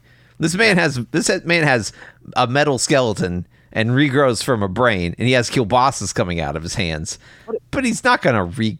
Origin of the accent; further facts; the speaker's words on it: United States; I'm American.